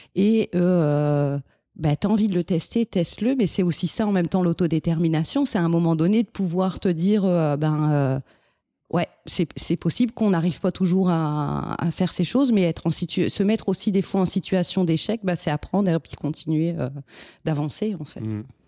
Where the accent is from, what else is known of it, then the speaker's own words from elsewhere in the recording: France; moved away as an adult; now in Montreal, Canada; en tant que français